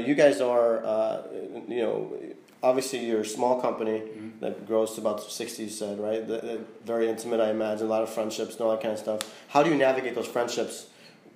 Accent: Chicago, Illinois, United States; now in Florida, United States; I'm from Chicago

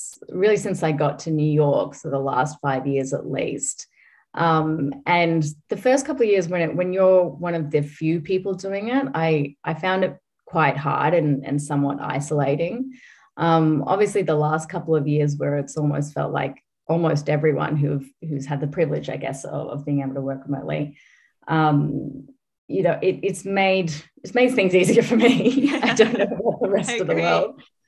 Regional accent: Australia; moved away; I'm Australian, so you probably picked up at this point

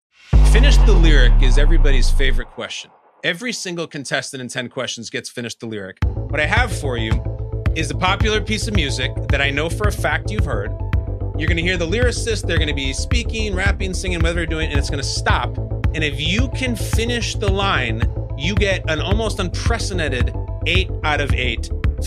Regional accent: Westchester, New York, United States; I come from Westchester. So I have a fair amount of time.

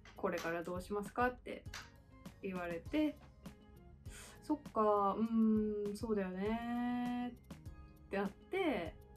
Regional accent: Japan; first language Japanese; moved away as an adult; also born or lived in Australia

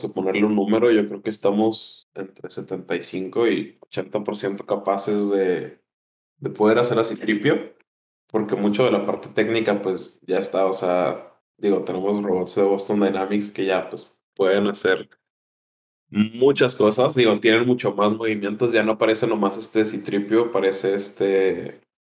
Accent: Mexico; pues de México.

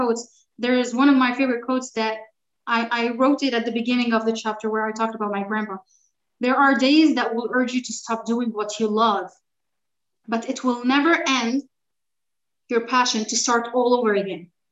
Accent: California, United States; now in Dubai, United Arab Emirates; my hometown in California

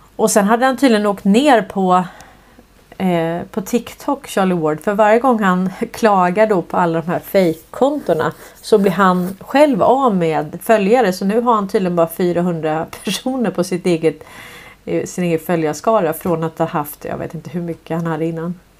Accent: Stockholm, Stockholm County, Sweden; jag tävlade ju i slalom när jag växte upp. Jag är ju från Hässelby villastad

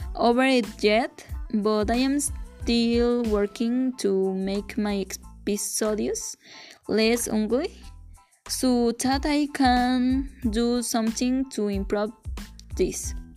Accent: Santo Domingo Teojomulco, Oaxaca, Mexico; I was born in December 6, 2001, in a clinic located in the Oaxaca city

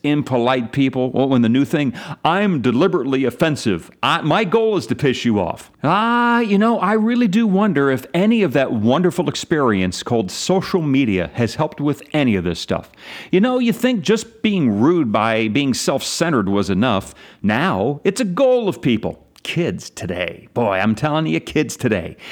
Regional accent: Pennsylvania, United States; my home state

